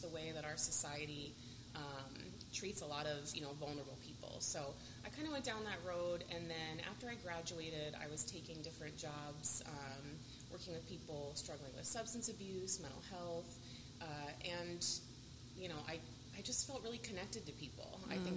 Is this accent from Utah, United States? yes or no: no; Colonie, New York, United States; moved away as an adult; also born or lived in Tampa, Florida; I grew up in South Colony, graduated in 2001